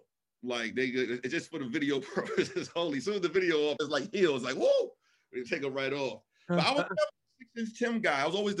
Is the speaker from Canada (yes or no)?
no; Queens, New York, United States; I'm from Queens.